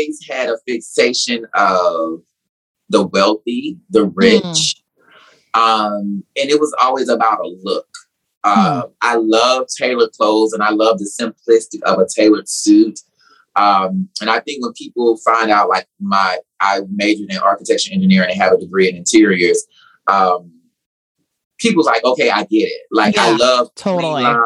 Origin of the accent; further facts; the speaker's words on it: Nashville, Tennessee, United States; moved away as an adult; also born or lived in South Carolina; now in Atlanta, United States; I'm from Tennessee